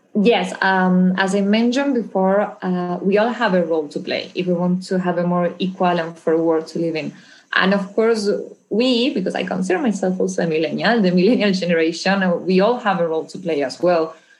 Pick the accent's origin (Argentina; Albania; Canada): Argentina; moved away; I'm originally from Argentina, where I grew up and then became a lawyer.